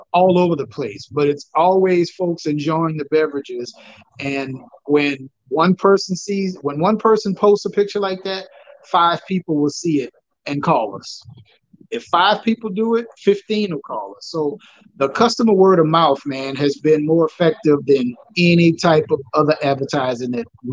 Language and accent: English; New Orleans, Louisiana, United States; I'm from New Orleans